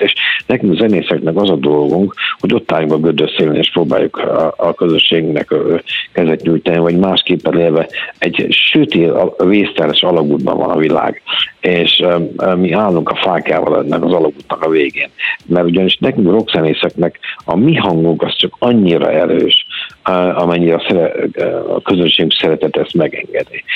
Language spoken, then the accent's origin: Hungarian; Hungary; moved away; a szülőhazám